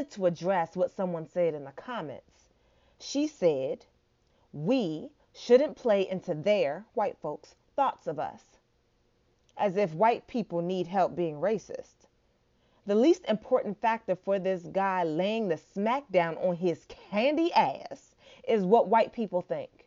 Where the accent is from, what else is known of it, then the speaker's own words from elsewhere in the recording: Nigeria; And I'm Nigerian